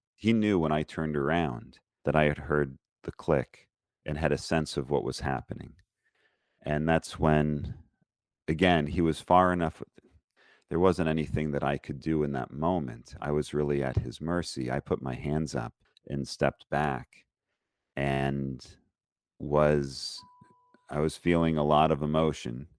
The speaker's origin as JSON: {"language": "English", "town": "Lansing", "region": "Michigan", "country": "United States", "tie": "born or raised there", "also_born_or_lived": "Detroit area, Michigan / Israel / Colleyville, Texas", "moved": "as an adult", "said": "I grew up in Lansing, Michigan, and I was the only Jewish kid in my school"}